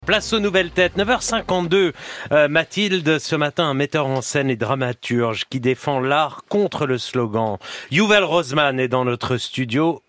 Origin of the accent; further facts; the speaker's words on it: Israel; now in France; chez moi en Israël